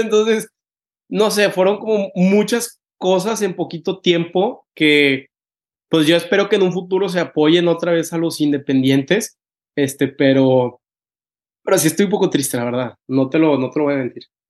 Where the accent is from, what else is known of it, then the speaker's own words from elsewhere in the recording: Tampico, Tamaulipas, Mexico; now in Monterrey, Mexico; Al TEC, soy de Tampico